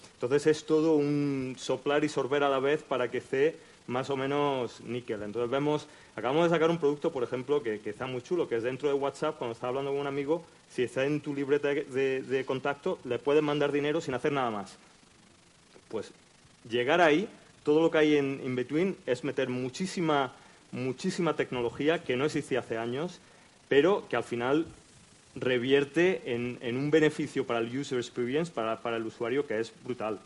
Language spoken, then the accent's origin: Spanish; Almería, Andalusia, Spain; moved away; also born or lived in United States / London; Yo soy almeriense, como podéis oír por el acento.